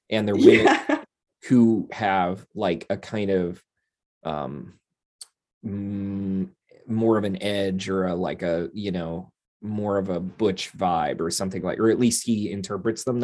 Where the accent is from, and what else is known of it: Pennsylvania, United States